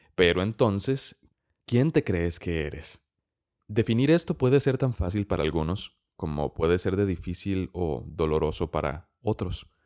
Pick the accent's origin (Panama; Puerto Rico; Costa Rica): Costa Rica; soy costarricense